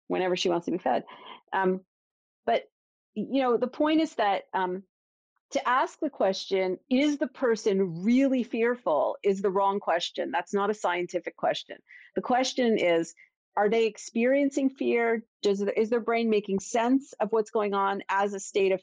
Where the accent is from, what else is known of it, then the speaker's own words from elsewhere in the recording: Toronto, Ontario, Canada; now in Boston, United States; I'm from Toronto, Maple Leafs